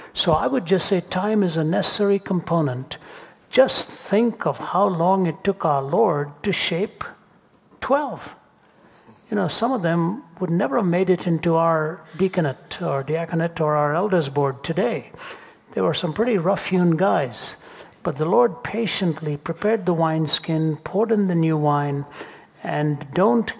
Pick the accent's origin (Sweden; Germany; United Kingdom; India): India; moved away; growing up in India